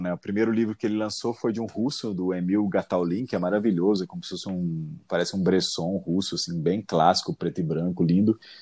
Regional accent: Cássia, Brazil; moved away; also born or lived in São Paulo; Cássia, que é minha cidade natal, São Paulo

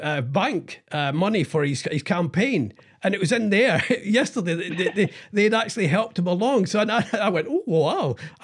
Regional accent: Scotland, United Kingdom; I'm Scottish.

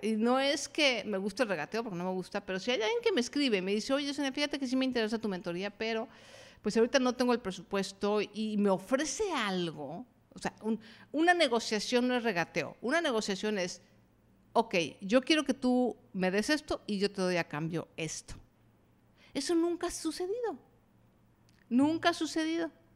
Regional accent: Mexico; yo soy mexicana

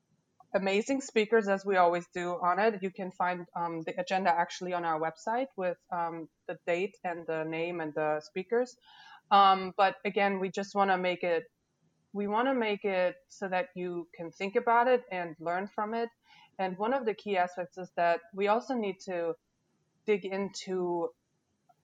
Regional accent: Germany; now in Louisiana, United States; I wasn't born here, and that's right. I was born in Germany

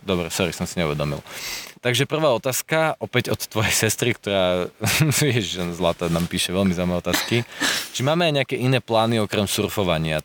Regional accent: Slovakia

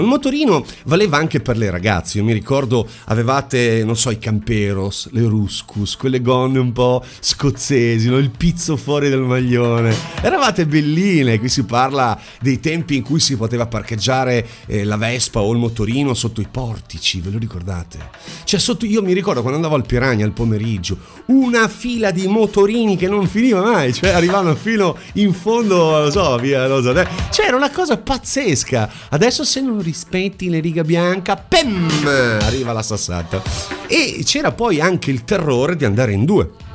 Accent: Bologna, Emilia-Romagna, Italy; sono di Bologna

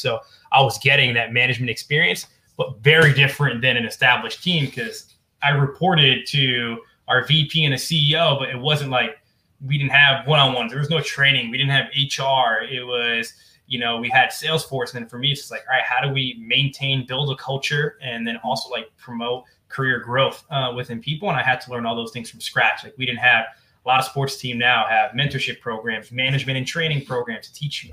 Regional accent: New Jersey, United States; I'm from New Jersey

